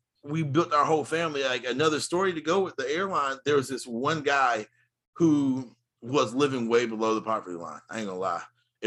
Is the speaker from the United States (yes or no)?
yes; United States; I love being an American